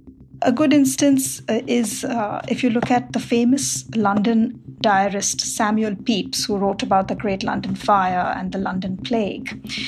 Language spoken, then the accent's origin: English; Mumbai, Maharashtra, India; moved away as an adult; now in Knoxville, United States; I live in Knoxville, Tennessee, and I moved here 10 years ago from Bombay, India.